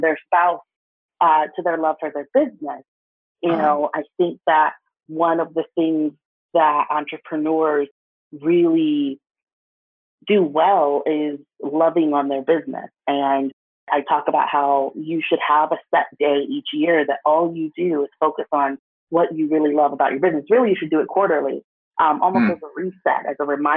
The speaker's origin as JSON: {"language": "English", "town": "Toledo", "region": "Ohio", "country": "United States", "tie": "born or raised there", "said": "I grew up in Ohio. Shout out to Toledo"}